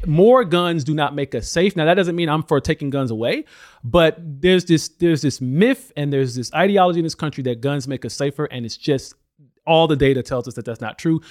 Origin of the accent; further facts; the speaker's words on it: Alabama, United States; I grew up in Alabama